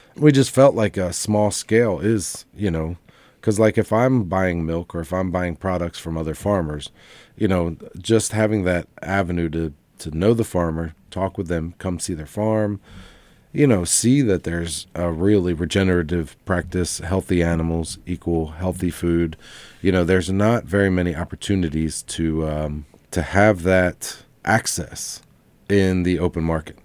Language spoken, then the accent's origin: English; Lancaster, Pennsylvania, United States; moved away as an adult; now in Southwest Virginia, United States; we're from Lancaster, Pennsylvania